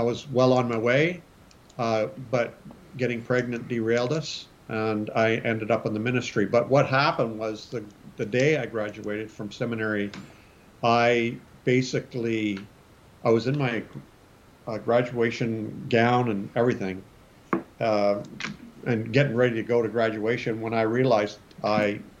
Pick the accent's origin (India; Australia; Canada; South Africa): Canada; also born or lived in Springfield, Missouri, United States; I'm Canadian. I live in Canada, but I went to Bible college in the United States, to Springfield, Missouri